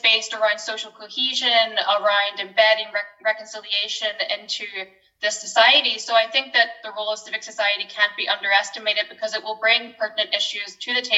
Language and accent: English; Northern Ireland, United Kingdom; as a Northerner